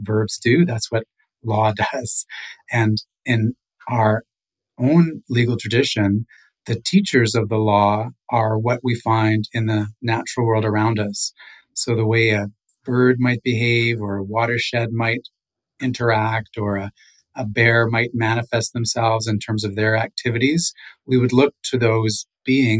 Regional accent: Nawash First Nation, Ontario, Canada; now in Victoria, Canada; from the Nawash First Nation, Otter Clan

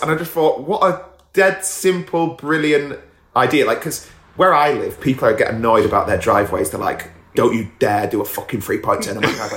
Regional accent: England, United Kingdom

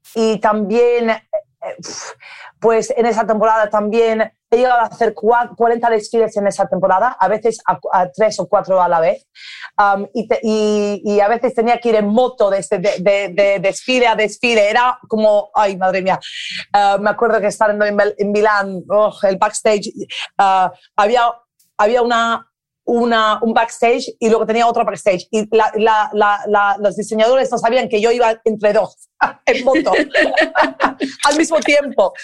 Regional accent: Ibiza, Balearic Islands, Spain; Spanish is a second language; moved away; yo crecí en Ibiza, rodeada de una combinación de personas creativas

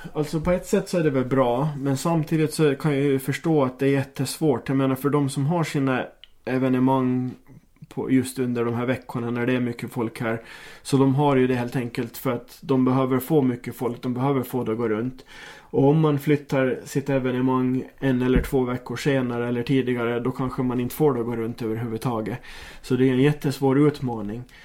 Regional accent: Åland Islands

